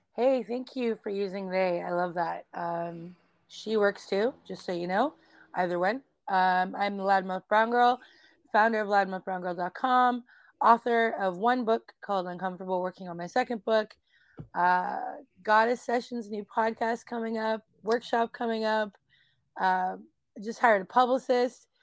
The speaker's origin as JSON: {"language": "English", "town": "Calgary", "region": "Alberta", "country": "Canada", "tie": "born or raised there", "said": "I grew up in Calgary, Alberta, Canada"}